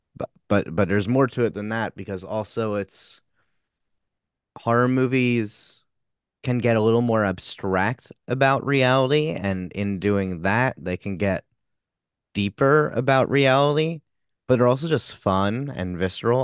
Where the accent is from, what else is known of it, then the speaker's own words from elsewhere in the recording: Long Island, New York, United States; We're both from Long Island